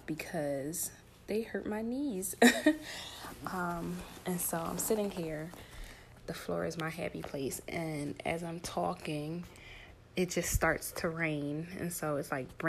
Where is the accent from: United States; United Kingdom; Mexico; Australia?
United States; Philadelphia, Pennsylvania; born and raised in Philadelphia, specifically North Philadelphia. Yes, North Philly, born and raised.